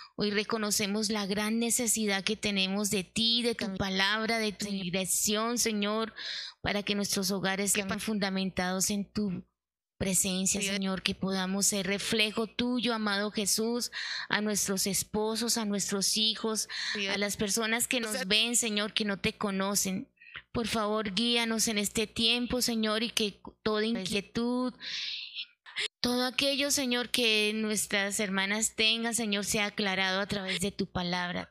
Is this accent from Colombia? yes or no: yes; Santander, Colombia; como buena santanderiana.